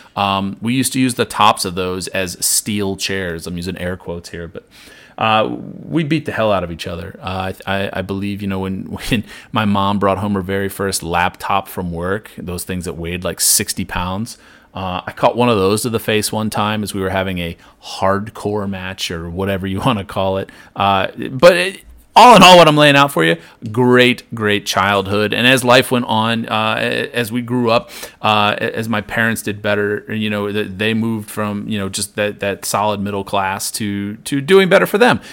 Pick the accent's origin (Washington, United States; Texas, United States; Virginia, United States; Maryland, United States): Maryland, United States; I grew up in Maryland here, right, uh, almost exactly halfway between Baltimore and D C.